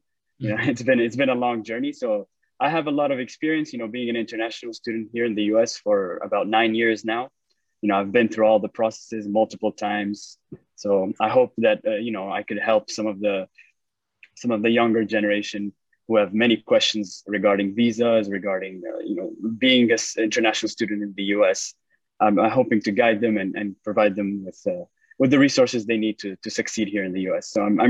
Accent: Ifrane, Fès-Meknès, Morocco; moved away as an adult; also born or lived in Worcester, Massachusetts / Stony Brook, New York; now in United States; I'm originally from Morocco, from the small city of Ifrane. I grew up there and I did my high school there in the American School of Ifrane. Then I went to undergrad in the US in a university called Clark University in Worcester, Massachusetts.

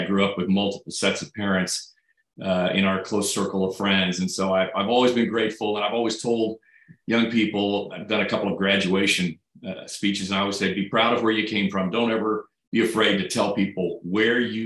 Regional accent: Great Bend, Kansas, United States; now in Kansas City, United States; growing up in Great Bend

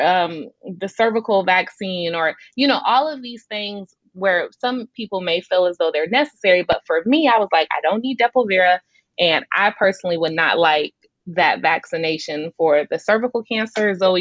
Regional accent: Newport News, Virginia, United States; now in Arkansas, United States; Growing up in Virginia

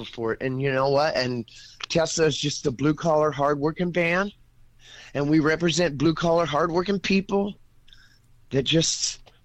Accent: Georgetown, California, United States; also born or lived in Texarkana / Broken Bow, Oklahoma / Idabel, Oklahoma; I'm just this boy from Texarkana. I grew up in Northern California, in Georgetown, California, and then moved to Broken Bow for a year, 5 years in Idabel, graduated major in FFA, come back to Georgetown

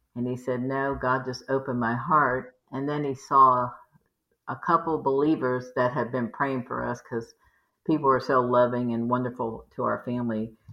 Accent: Maryland, Virginia, East Coast, United States; now in Houston, United States; We grew up in the East Coast, Maryland, Virginia

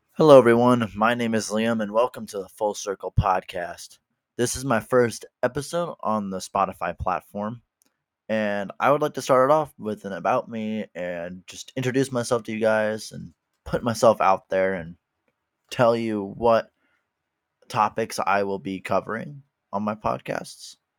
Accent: Midwest, United States; I am from the Midwest in the United States

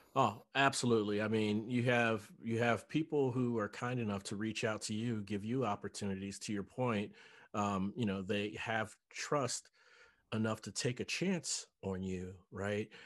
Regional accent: Cincinnati, Ohio, United States; moved away as an adult; also born or lived in North Dallas; now in Dallas, United States; I'm originally from Cincinnati

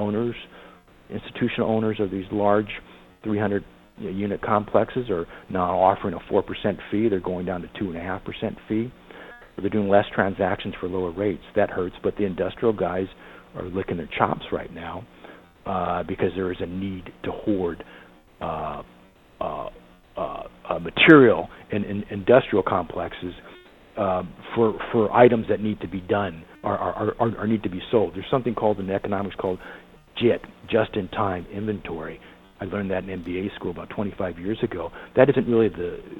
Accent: Southern California, United States; growing up in Southern California in the 70s, 80s, and 90s

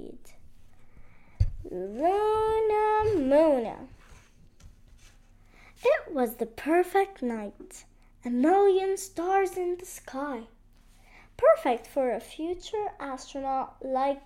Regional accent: Beirut, Beirut Governorate, Lebanon; I'm from Lebanon, Beirut.

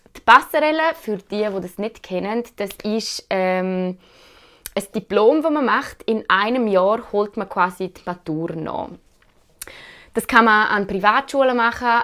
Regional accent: Switzerland; als Schweizer Bürgerinnen und Bürger

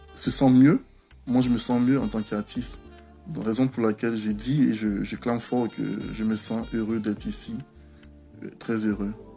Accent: Abidjan, Côte d’Ivoire; also born or lived in Ferkessédougou, Côte d'Ivoire; now in Quebec, Canada; je suis né et j'ai grandi à Abidjan

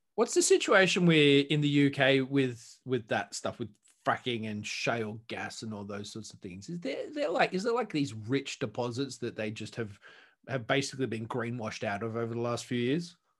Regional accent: Australia; I'm Australian

